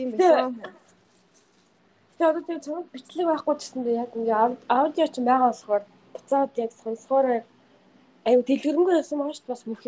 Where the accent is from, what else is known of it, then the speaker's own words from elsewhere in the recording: Mongolia; now in United States; Уг нь бол шууд хар орноос би Америк руу яваагүй штеп.